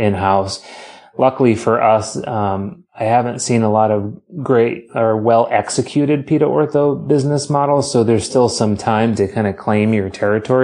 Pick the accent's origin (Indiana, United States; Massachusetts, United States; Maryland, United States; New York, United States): Massachusetts, United States; Boston; moved away as an adult; also born or lived in Illinois; as a Boston kid, if you can not hear it in my accent, it's because I hide it amazingly well.